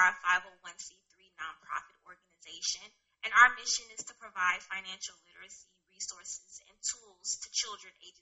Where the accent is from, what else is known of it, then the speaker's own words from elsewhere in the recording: Los Angeles, California, United States; moved away; I'm originally from Los Angeles, California, West Side